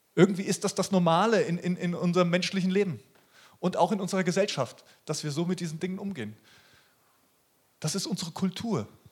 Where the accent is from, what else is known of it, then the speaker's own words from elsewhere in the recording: Germany; bei uns in Deutschland